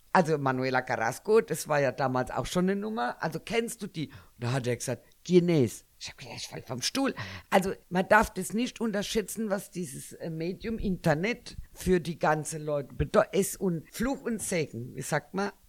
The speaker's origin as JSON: {"language": "German", "country": "Germany", "said": "ich bin ja eigentlich Deutsche."}